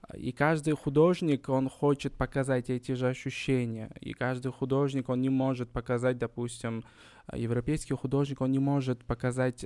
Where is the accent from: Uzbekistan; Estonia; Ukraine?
Uzbekistan; Kokand, Fergana Region; я не из Ташкента, я родился в Коканде, Ферканская долина.